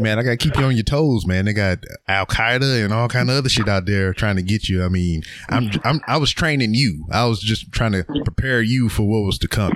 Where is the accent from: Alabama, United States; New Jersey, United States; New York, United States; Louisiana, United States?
Louisiana, United States; Lake Charles; my hometown of Lake Charles, Louisiana